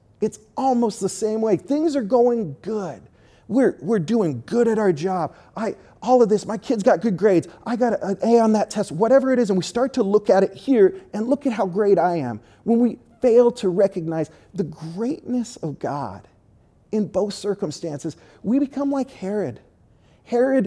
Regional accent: Southern California, United States; moved away; I'm from Southern California

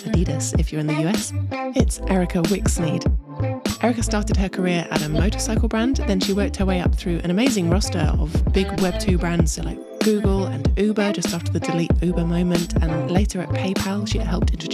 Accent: United Kingdom; I say it a bit differently as a Brit

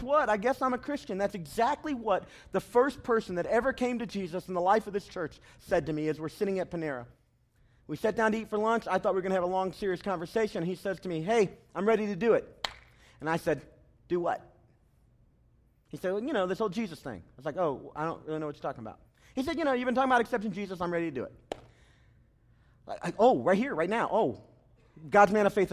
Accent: the South, United States; I'm from the South

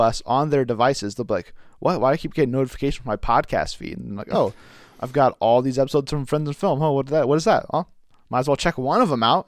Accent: United States; as an American

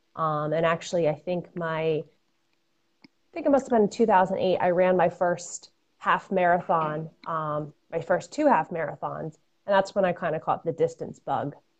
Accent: Fairfield County, Connecticut, United States; I'm a Connecticut native. I grew up in Fairfield County.

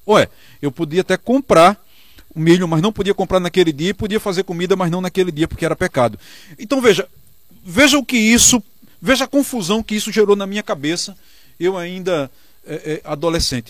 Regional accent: Northeast Region, Brazil; nós que somos nordestinos

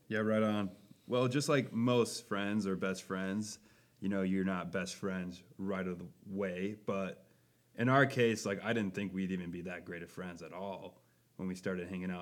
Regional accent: Buffalo, Minnesota, United States; I am from Buffalo, Minnesota, near the Twin Cities.

